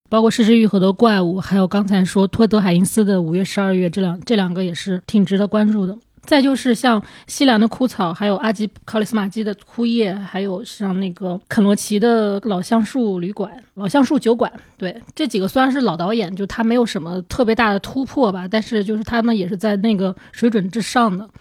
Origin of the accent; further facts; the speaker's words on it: China; 他可能他也不知道我是中国人、日本人之类的